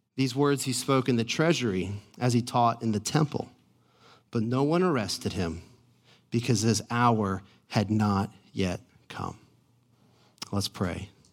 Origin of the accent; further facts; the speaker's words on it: Atlanta, Georgia, United States; I'm from Atlanta.